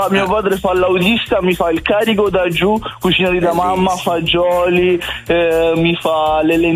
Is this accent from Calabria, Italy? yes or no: no; Sicily, Italy; now in Milan, Italy; sono siciliano siciliano.